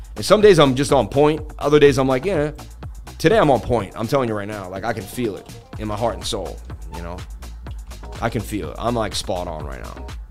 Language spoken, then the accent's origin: English; Boston, Massachusetts, United States; from Boston, baby.